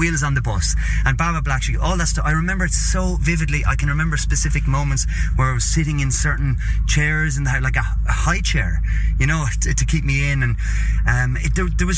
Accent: Carlow, Leinster, Ireland; also born or lived in Dublin; my hometown of Carlow in Ireland, which is about an hour's drive south of Dublin

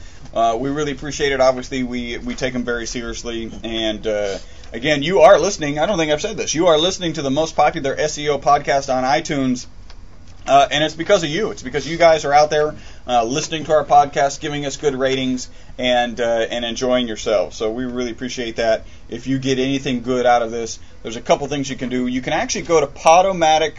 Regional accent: United States; I'm American

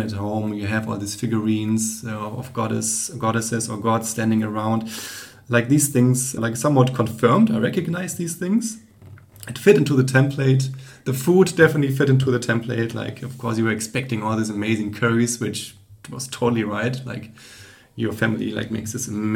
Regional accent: Germany; growing up in Germany or in Europe generally

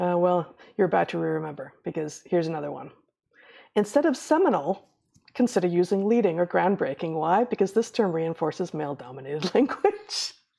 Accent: United States; I'm not gonna stop referring to myself as an American when I'm in America, when I'm in the United States of America

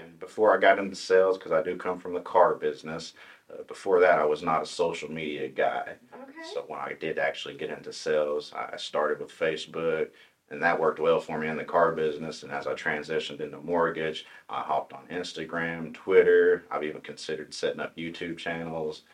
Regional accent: Tahlequah, Oklahoma, United States; I was born in Tahlequah. Pretty much lived here my whole life. Uh, I grew up in the Briggs area, small oh, community.

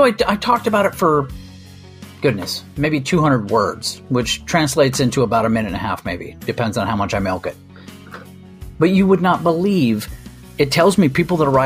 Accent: United States; that's where I'm from.

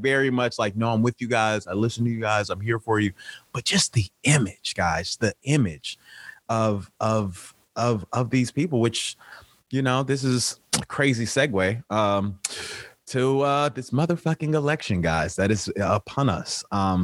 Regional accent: Chicago, Illinois, United States; now in Los Angeles, United States; I'm from the South Side of Chicago, born with by two physician parents

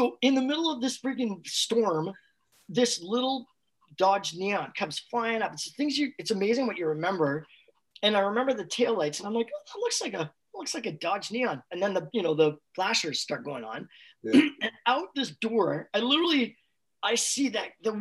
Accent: Canada; We're from Canada

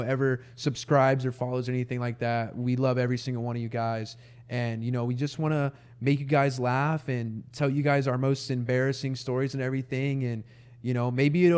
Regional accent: Marble Falls, Texas, United States; also born or lived in Austin, Texas; I grew up in Marble Falls, Texas, and moved to Austin when I was 11.

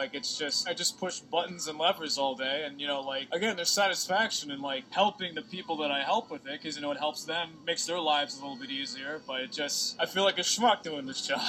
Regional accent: Kings Park, New York, United States; Originally Kings Park.

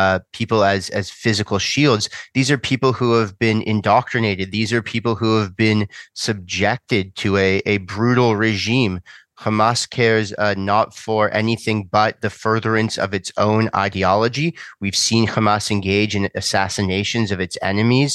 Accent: Canada; as a Canadian

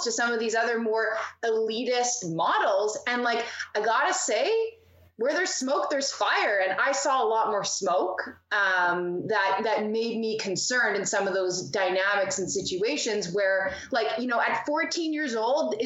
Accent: Manitoba, Canada; moved away as an adult; now in Ontario, Canada; before I moved to Ontario, like, I'm originally from Manitoba

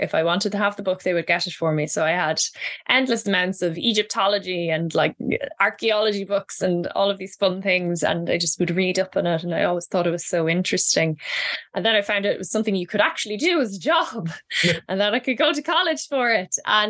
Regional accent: Midlands, Ireland; accent: Midlands country accent; when I first went to college, I was made fun of for my you know, Midlands country accent. And this is the accent I use when I'm talking to people not from Ireland

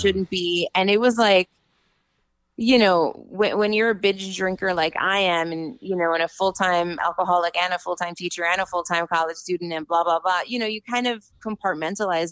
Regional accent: New York City, New York, United States; I'm from New York City

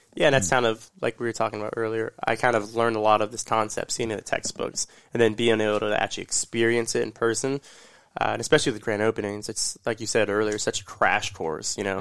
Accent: Orlando, Florida, United States; I'm from Orlando

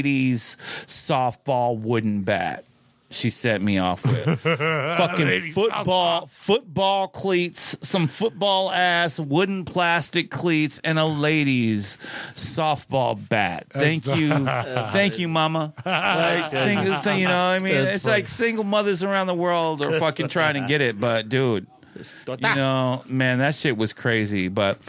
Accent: Tucson, Arizona, United States; I was born and raised in Tucson, Arizona, so I'm always going to be an Arizona boy

